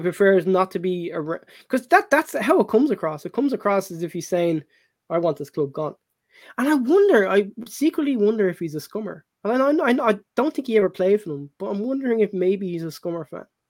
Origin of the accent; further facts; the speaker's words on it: Ireland; back in my younger days when I was when I was growing up in Ireland